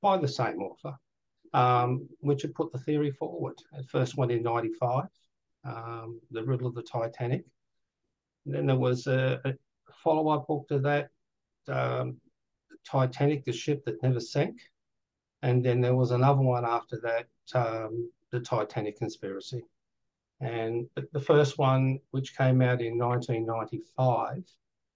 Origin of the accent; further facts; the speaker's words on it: Australia; I'm Australian